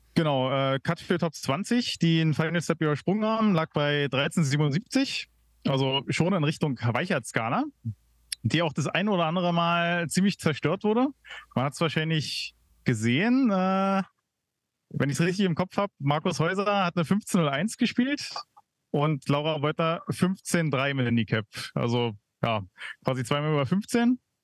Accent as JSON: {"language": "German", "region": "Berlin", "country": "Germany", "said": "ich als Berliner"}